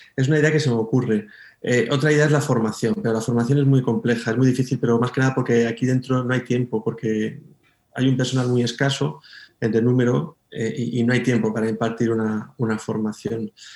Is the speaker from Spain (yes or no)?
yes; Moraleja, Extremadura, Spain; also born or lived in Madrid; now in Mérida, Spain; yo soy de la Sierra de Gata, del norte de Cáceres